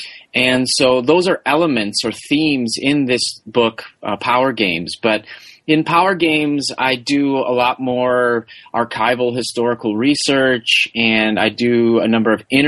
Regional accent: Madison, Wisconsin, United States; I grew up in Wisconsin, where the Olympics are huge, especially Winter Olympic sports.

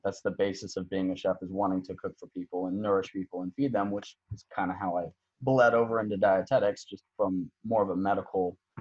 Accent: Arizona, United States; also born or lived in Texas / New Mexico; I've worked in my home state in Arizona.

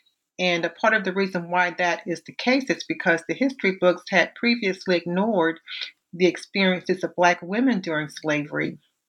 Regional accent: Savannah, Georgia, United States; I was born and raised in Savannah, Georgia, where the culture and landscape influenced my avocation as an archivist and historian.

